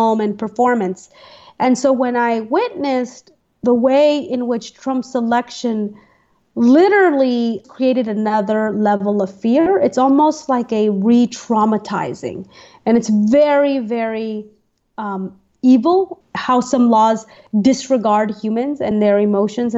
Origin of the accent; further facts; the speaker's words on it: United States; I was born in the United States, so I am not an immigrant, I'm a citizen, and this is my home